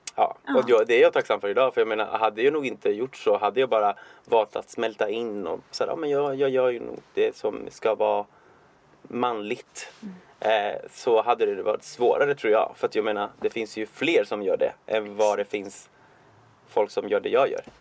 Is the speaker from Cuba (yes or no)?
yes; Cuba; now in Sweden; jag är från Kuba ursprungligen